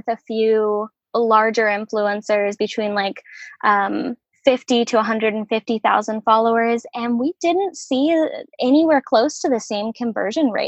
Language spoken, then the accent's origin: English; Salem, Oregon, United States; Salem is my hometown